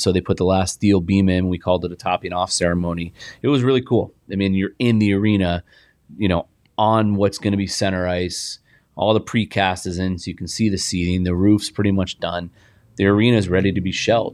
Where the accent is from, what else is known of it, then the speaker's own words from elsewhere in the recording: Indianapolis, Indiana, United States; now in Arizona, United States; I played on a great team growing up in Indianapolis